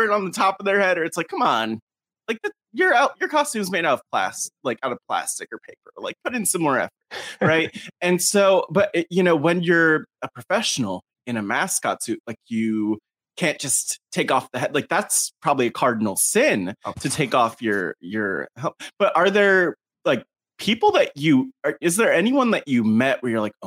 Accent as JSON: {"language": "English", "town": "West Orange", "region": "New Jersey", "country": "United States", "tie": "born or raised there", "said": "my hometown of West Orange, New Jersey"}